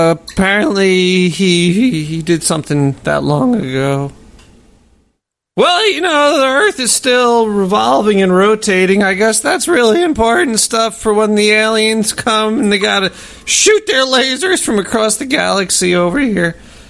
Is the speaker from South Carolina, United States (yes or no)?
no; Brooklyn, New York, United States; I'm from Brooklyn. Calm down.